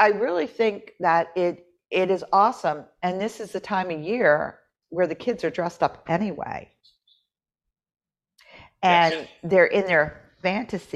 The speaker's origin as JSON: {"language": "English", "region": "West Virginia", "country": "United States", "moved": "yes", "said": "I'm from West Virginia."}